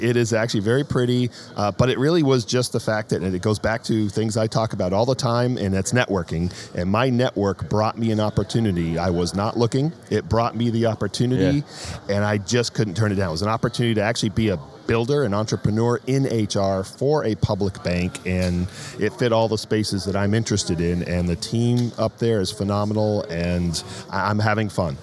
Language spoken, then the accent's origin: English; New England, United States; moved away; also born or lived in Northern Virginia; My wife and I grew up in New England